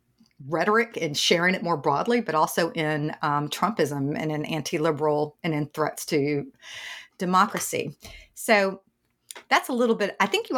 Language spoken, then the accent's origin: English; Tennessee, United States; I grew up in the South in East Tennessee